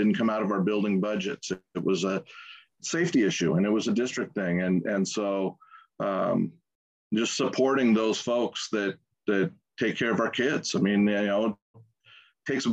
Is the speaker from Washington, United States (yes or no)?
yes; Tacoma, Washington, United States; Born and raised in Tacoma, Washington